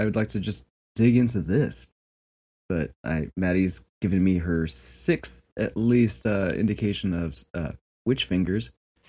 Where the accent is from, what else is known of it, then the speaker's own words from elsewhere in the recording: Southern California, United States; I'm from Southern California.